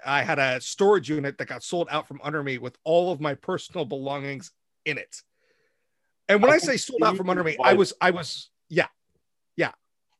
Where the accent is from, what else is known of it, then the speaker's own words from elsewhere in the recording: Dayton, Ohio, United States; born there; I was born in Dayton, Ohio.